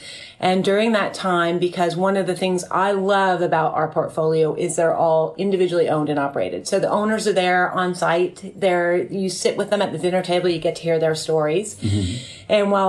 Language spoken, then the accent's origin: English; Canada; moved away as an adult; also born or lived in Toronto, Canada; now in Kenya; I am Canadian by birth and Kenyan by soul is what I like to say.